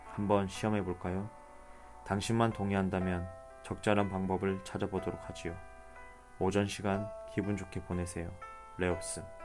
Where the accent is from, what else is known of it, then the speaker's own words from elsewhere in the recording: Busan, South Korea; moved away; 저는 부산, 제 고향 부산으로 떠납니다